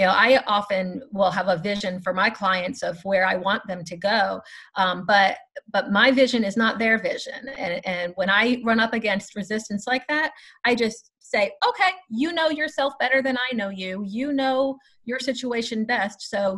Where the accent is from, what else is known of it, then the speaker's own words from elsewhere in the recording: Florida, United States; Hopefully your listeners will not hold the fact that I am from Florida against me. I hope to be a good representation of the great state of Florida.